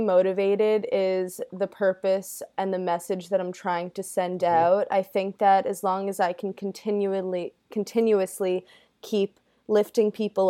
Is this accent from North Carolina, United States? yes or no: no; Long Island, New York, United States; Yes, I'm from Long Island.